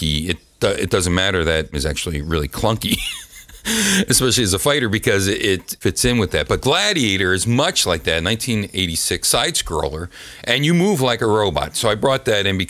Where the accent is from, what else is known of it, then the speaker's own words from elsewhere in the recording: United States; as an American